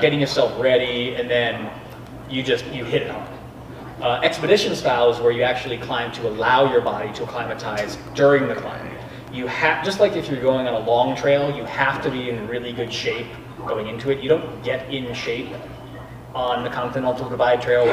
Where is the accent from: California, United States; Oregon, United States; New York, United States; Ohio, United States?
Ohio, United States; Grandview Heights; moved away as an adult; also born or lived in Boulder, Colorado / Scotland / Chile; I grew up right here in Grandview Heights, Ohio, right here in the middle of Columbus.